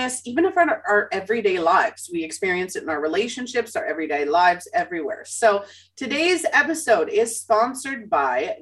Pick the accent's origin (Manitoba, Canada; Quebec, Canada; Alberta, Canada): Manitoba, Canada; Winnipeg; Growing up in Winnipeg, you're taught, you know, to be friendly to everybody